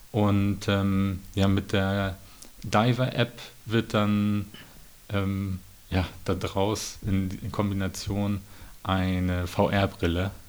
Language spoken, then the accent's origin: German; Schleswig-Holstein, Germany; Als Schleswig-Holsteiner will ich natürlich den Strand